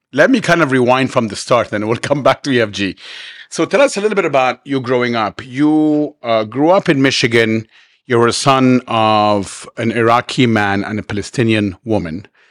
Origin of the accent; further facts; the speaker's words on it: Cairo, Cairo Governorate, Egypt; now in Dubai, United Arab Emirates; where I grew up in Cairo